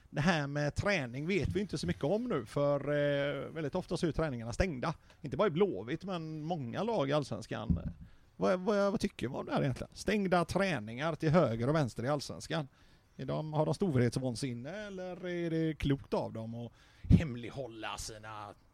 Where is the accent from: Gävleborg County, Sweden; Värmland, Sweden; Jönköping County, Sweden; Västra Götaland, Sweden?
Västra Götaland, Sweden; Götene